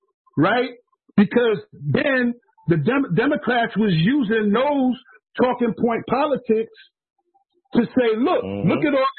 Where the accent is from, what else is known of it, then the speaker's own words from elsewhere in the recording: New York City, New York, United States; moved away; also born or lived in New Hampshire; New York City, which is where I grew up. I grew up in Coney Island